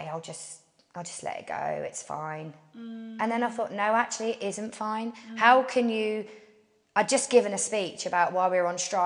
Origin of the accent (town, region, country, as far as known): Portsmouth, South East England, United Kingdom